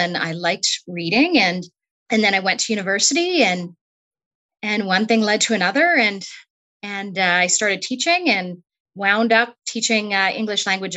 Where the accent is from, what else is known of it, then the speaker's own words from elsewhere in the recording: Newdale, Manitoba, Canada; also born or lived in Brandon, Manitoba; I grew up in Newdale, Manitoba, and went to school in the nearby community of Strathclair.